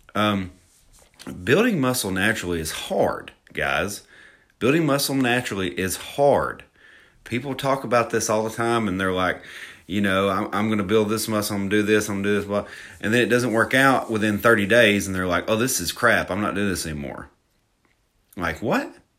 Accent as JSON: {"language": "English", "region": "Alabama", "country": "United States", "accent": "Southern", "said": "I'm from Alabama. I'm from Alabama"}